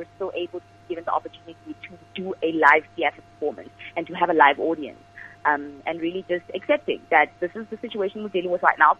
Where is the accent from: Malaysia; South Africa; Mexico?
South Africa; I'm a 22-year-old, born and bred in the Bobo.